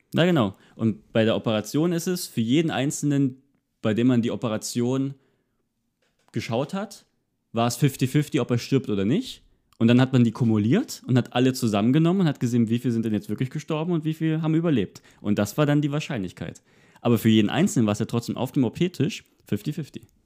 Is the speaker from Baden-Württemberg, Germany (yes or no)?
no; Görlitz, Saxony, Germany; hier bei mir in meiner Heimatstadt in Görlitz